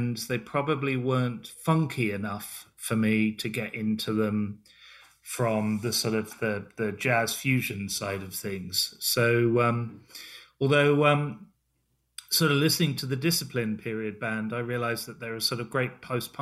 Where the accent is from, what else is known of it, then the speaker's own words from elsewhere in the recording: England, United Kingdom; I grew up in England as punk rock was happening.